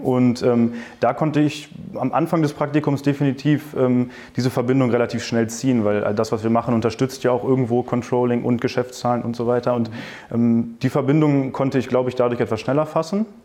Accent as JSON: {"language": "German", "town": "Hanover", "region": "Lower Saxony", "country": "Germany", "moved": "as an adult", "lives_now": "Düsseldorf, Germany", "said": "ich komme ursprünglich aus Hannover"}